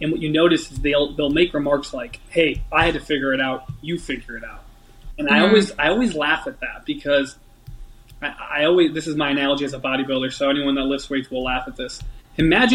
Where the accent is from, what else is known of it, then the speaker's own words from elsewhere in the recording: Chicago, Illinois, United States; moved away as an adult; also born or lived in Washington; I'm a kid from Chicago or near the Chicago area. I'm 19